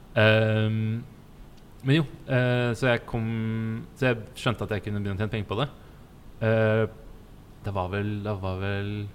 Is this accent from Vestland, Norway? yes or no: no; Stavern, Vestfold, Norway; moved away as an adult; also born or lived in Falmouth, Cornwall, England; Jeg kommer fra Stavern